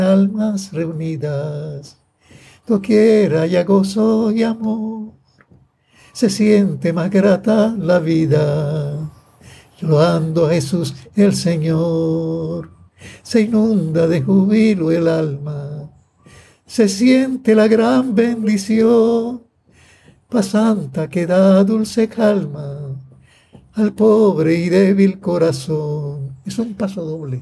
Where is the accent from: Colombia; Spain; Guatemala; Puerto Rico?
Puerto Rico; Manatí; yo nací el 6 de abril de 1931, aquí en Manatí, en la cantera de Manatí